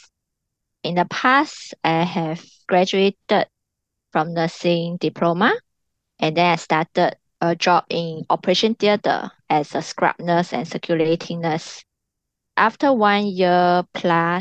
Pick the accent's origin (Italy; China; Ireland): China; moved away as an adult; also born or lived in London; now in Singapore; I was born in China